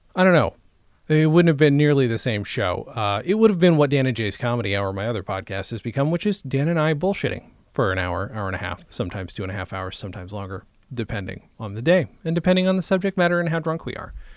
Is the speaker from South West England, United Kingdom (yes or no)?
yes; Swindon, South West England, United Kingdom; I was born in Swindon